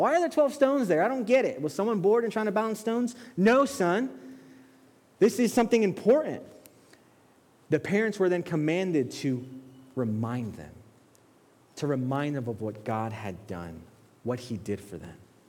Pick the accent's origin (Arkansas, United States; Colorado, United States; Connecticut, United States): Connecticut, United States; Bridgeport; also born or lived in Brooklyn, New York; then we moved to Bridgeport